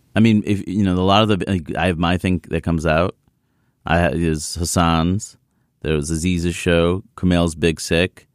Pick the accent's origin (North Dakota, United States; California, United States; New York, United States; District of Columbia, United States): New York, United States; New York City; I grew up in Queens, New York, where everyone was present.